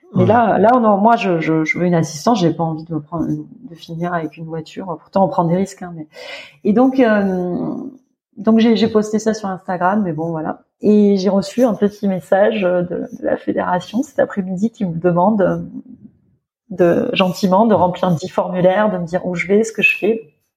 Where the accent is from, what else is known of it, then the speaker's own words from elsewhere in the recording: France; moved away as an adult; also born or lived in Doha, Qatar; now in Riyadh, Saudi Arabia; nous, on est français